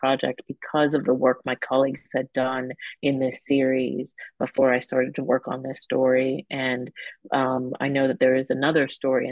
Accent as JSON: {"language": "English", "region": "California", "country": "United States", "tie": "born or raised there", "said": "I remember growing up in California not doing active shooter drills in school"}